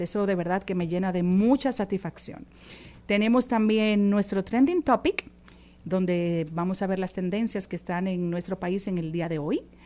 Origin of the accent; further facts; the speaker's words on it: Dominican Republic; nosotros los dominicanos